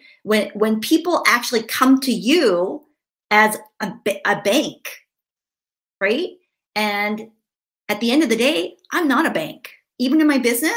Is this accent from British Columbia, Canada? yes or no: yes; Vancouver, British Columbia, Canada; now in Victoria, Canada; grew up in Vancouver. We now live in Victoria, which is just across the water